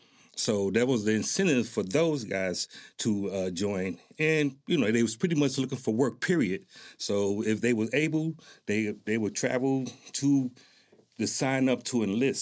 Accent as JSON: {"language": "English", "town": "Newark", "region": "New Jersey", "country": "United States", "tie": "born or raised there", "moved": "as an adult", "lives_now": "Lawton, United States", "said": "And that's where I was born and raised, and right out of high school is when I joined the military."}